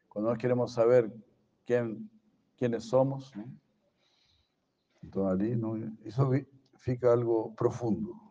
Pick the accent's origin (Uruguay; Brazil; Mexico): Brazil; Spanish is a second language; Cuando se piensa yo soy brasileiro, ah, yo eu porque nací en Brasil.